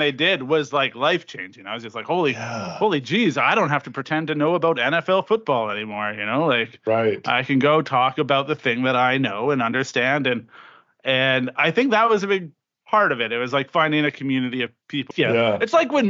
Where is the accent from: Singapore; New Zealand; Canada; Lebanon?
Canada; Regina, Saskatchewan; growing up in Regina, Saskatchewan